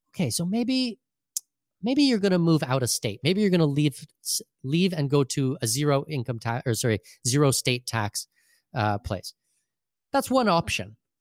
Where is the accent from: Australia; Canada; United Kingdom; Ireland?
Canada; southwestern Ontario; moved away as an adult; now in Panama City, Panama; in southwestern Ontario, which is where I grew up.